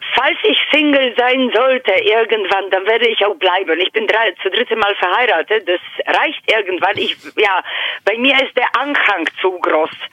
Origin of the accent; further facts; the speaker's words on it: Poland; first language Polish; German is a second language; moved away as an adult; also born or lived in Germany; now in Hannover, Germany; ich komme äh, gebürtig aus Polen. Ich lebe seit 14 Jahren hier in Deutschland.